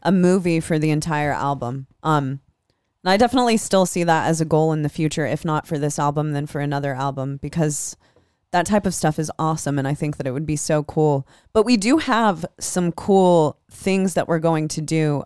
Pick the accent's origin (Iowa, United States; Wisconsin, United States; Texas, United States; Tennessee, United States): Iowa, United States; Des Moines; Des Moines, Iowa. That's my hometown.